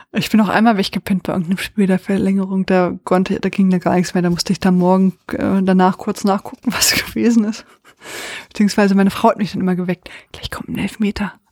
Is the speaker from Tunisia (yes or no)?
no; Austria; ja, als, ich, als Österreicher.